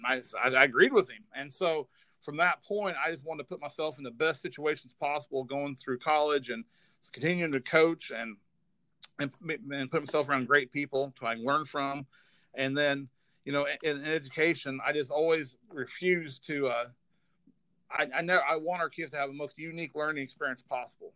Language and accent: English; Prescott, Kansas, United States; from Southeast Kansas. So I grew up in a town probably about 400 in population, a little town called Prescott, Kansas